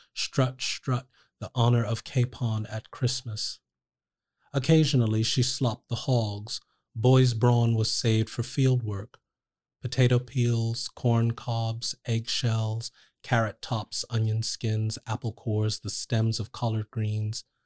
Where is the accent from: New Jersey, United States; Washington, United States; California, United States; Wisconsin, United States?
New Jersey, United States; Trenton; I grew up in Trent, New Jersey